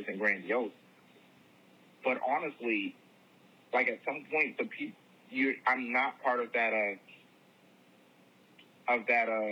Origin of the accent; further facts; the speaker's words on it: New Jersey, United States; I'm from Jersey